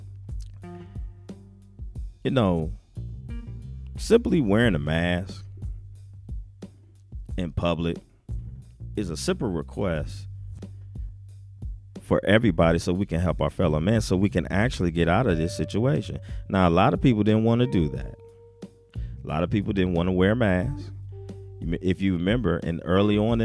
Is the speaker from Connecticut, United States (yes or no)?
no; Ohio, United States; also born or lived in Omaha, Nebraska; being from Ohio. But I was born in Omaha